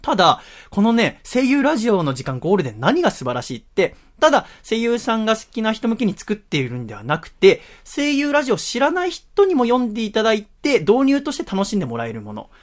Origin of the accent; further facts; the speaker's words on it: Yokohama, Kanagawa, Japan; 今の横浜の実家から引っ越して